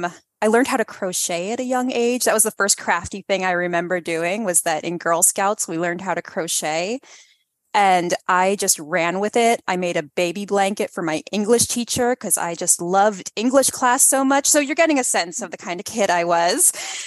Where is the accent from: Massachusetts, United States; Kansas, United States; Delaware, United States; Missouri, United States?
Delaware, United States; also born or lived in Detroit; I grew up mostly in Delaware. My family moved around a lot because of my dad's job.